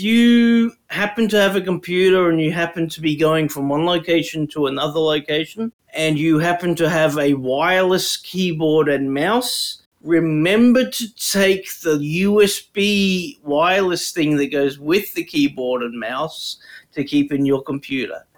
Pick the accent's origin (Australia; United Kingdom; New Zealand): Australia; Brisbane, Queensland; also born or lived in Toowoomba; We grew up in Brisbane, except you and me grew up on the north side, and I'm on the south side now.